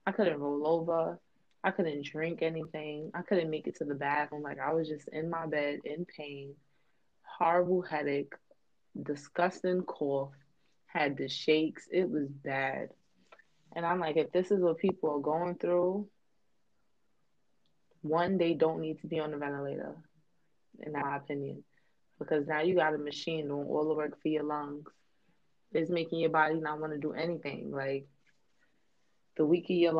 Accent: United States; now in New York, United States; I'm an American as well

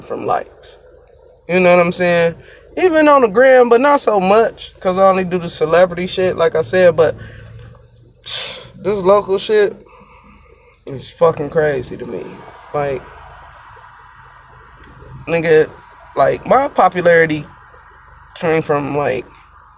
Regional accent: Detroit, Michigan, United States; I'm from Michigan. Kind of like the Metro Detroit area

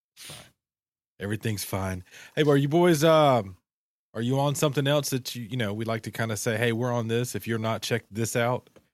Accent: Southeast, United States; we all, we're all from the Southeast

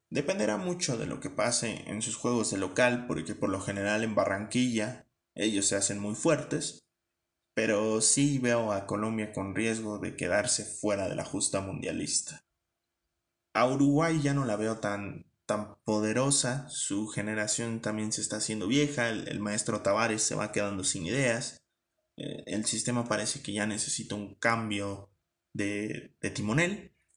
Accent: Mexico; ya no hablo tanto como mexicano

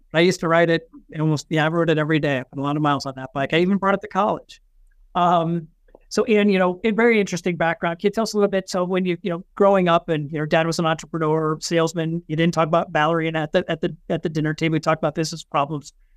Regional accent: Pennsylvania, United States; I grew up in Pennsylvania, not very far away

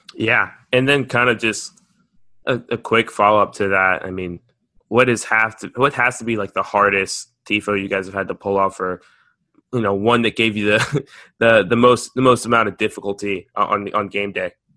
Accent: United States; me being American

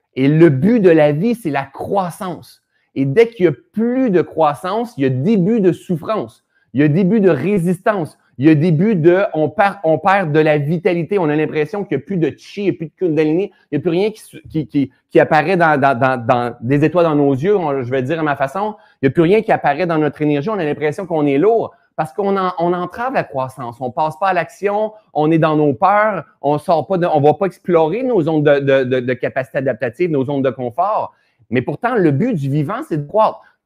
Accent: Sherbrooke, Quebec, Canada; now in Laurentides, Canada; Sherbrooke, c'est ma ville natale en plus

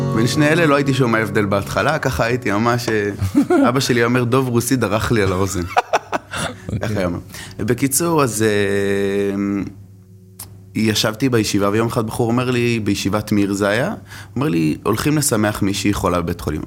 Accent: Jerusalem, Jerusalem District, Israel; גדלתי בשכונת גבעת שאול

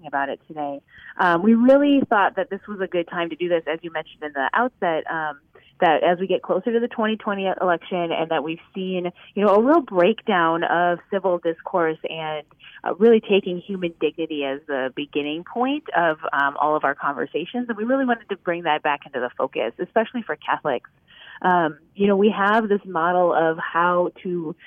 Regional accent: Midwest, United States; I'm a Midwesterner

